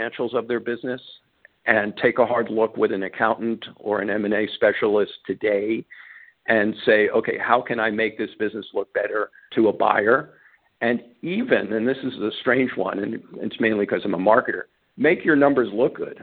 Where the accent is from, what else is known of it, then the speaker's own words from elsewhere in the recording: New York, United States; moved away; I grew up in New York.